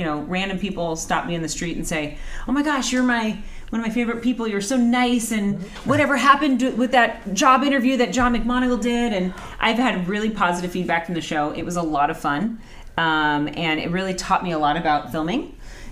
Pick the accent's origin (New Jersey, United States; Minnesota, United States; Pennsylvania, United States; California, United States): California, United States; Anaheim; I grew up in Anaheim. I speak Spanish